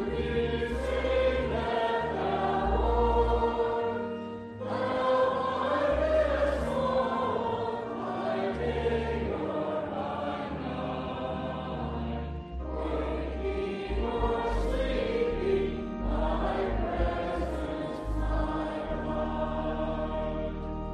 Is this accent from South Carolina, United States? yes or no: yes; South Carolina, United States; moved away; I'm from South Carolina